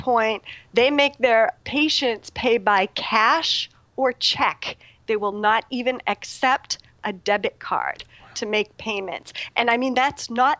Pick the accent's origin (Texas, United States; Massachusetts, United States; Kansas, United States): Massachusetts, United States; Boston; now in Philadelphia, United States; I'm originally from Boston